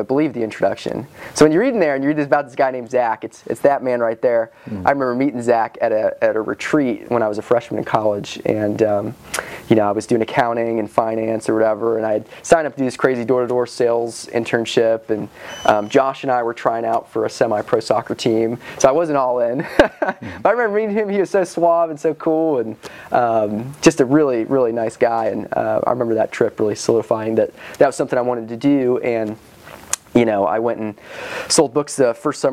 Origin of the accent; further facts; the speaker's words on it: Johnson City, Tennessee, United States; also born or lived in Scotland / Iowa / Wisconsin; I grew up in Johnson City. I was born in Scotland.